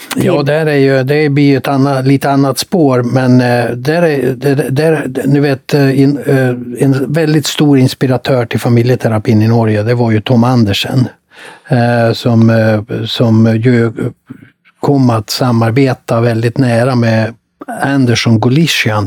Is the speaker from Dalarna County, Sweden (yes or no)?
yes; Mora, Dalarna County, Sweden; Jag kom från Mora